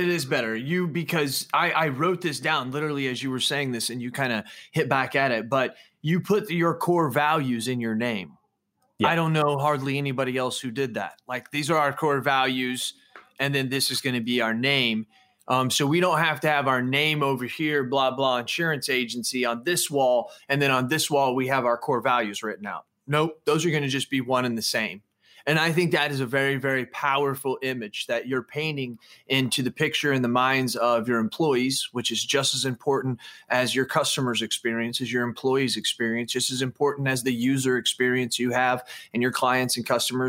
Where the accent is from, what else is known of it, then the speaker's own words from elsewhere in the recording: Everett, Washington, United States; also born or lived in Phoenix, United States / Dallas, United States; I was born in Phoenix, Arizona, moved to Dallas, Texas, moved to Everett, Washington, moved here.